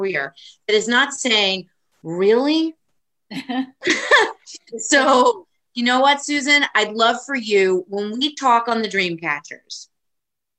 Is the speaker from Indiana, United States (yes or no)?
no; Bergen County, New Jersey, United States; I'm not from Monmouth County, everyone knows here that I'm from Brigham County